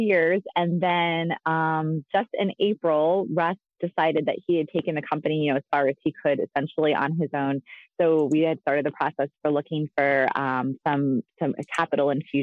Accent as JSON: {"language": "English", "region": "Pennsylvania", "country": "United States", "tie": "born or raised there", "said": "I spent my really entire life in Pennsylvania. So I grew up in New York, Pennsylvania"}